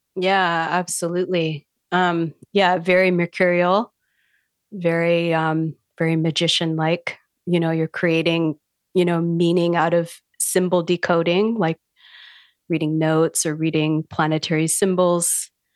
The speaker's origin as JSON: {"language": "English", "country": "Canada", "also_born_or_lived": "Vancouver Island, British Columbia", "said": "I'm a Canadian astrologer. I live on an island in the Pacific Northwest, Vancouver Island, with my partner."}